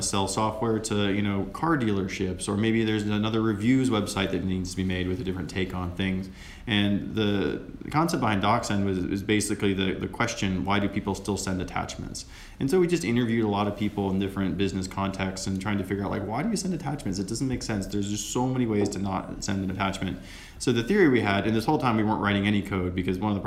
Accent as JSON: {"language": "English", "region": "South Dakota", "country": "United States", "moved": "as an adult", "said": "I am from South Dakota originally"}